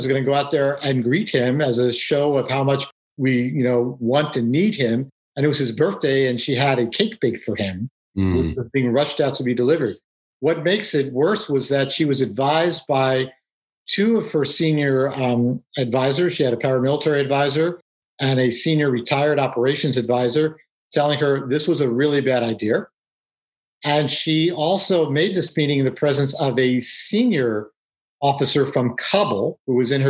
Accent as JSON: {"language": "English", "town": "New York City", "region": "New York", "country": "United States", "tie": "born or raised there", "said": "So I grew up in New York City, and I'm Jewish, but, rather secular"}